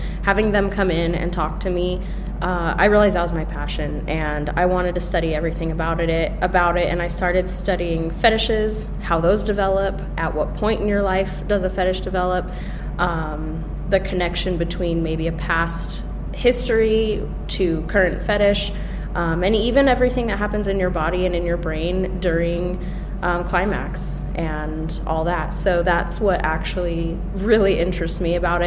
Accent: San Diego, California, United States; moved away as an adult; now in Bloomington, United States; I'm from California. I lived in San Diego, so by the beach

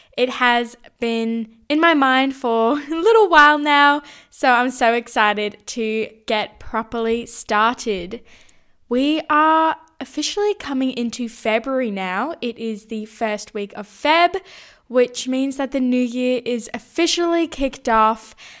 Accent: Sydney, New South Wales, Australia; moved away as an adult; also born or lived in Brisbane; now officially back in my hometown, Sydney

